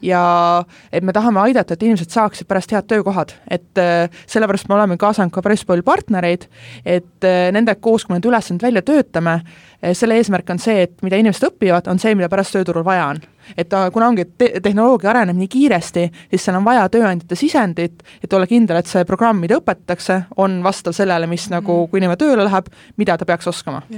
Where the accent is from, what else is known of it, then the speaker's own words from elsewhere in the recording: Pärnu County, Estonia; now in Tallinn, Estonia; ma ise olen üldse Pärnumaalt pärit